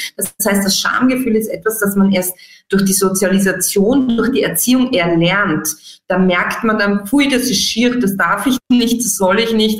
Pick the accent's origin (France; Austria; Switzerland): Austria; bei uns in Mitteleuropa, in Österreich